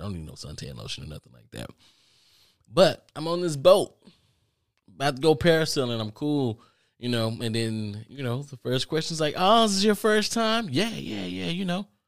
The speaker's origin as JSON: {"language": "English", "country": "United States", "said": "I'm from America, too"}